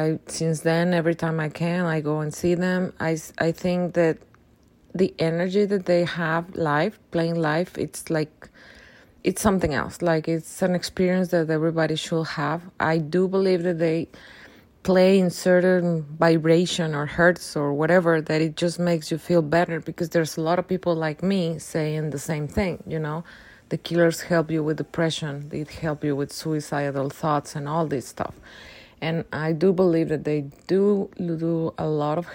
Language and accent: English; Cabo San Lucas, Baja California Sur, Mexico; I'm from Cabo San Lucas, Mexico.